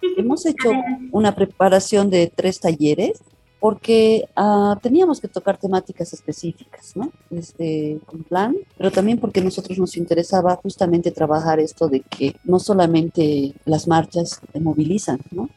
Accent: Tarija, Bolivia; now in La Paz, Bolivia; Yo soy tarijeña, pero vivo en La Paz hace muchos años.

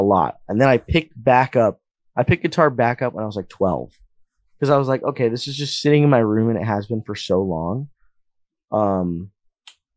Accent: Las Vegas, Nevada, United States; I was born and raised in like downtown, like by like the east side, like the State Streets

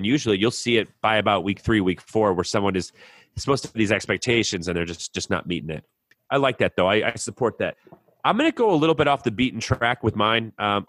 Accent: Chicago, Illinois, United States; I'm from Chicago, went to Michigan State.

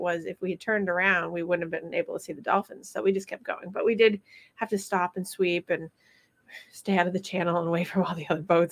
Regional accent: Vermont, United States; moved away; I'm going to my hometown

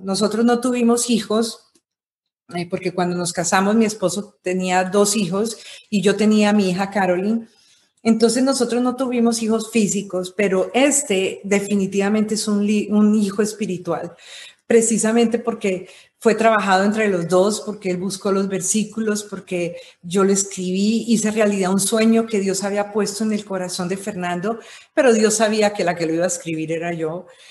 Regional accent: Colombia; yo nací en Colombia, eh, nací en una familia de comunicadores. Mi papá fue una persona que, fue de los pioneros de la televisión en Colombia

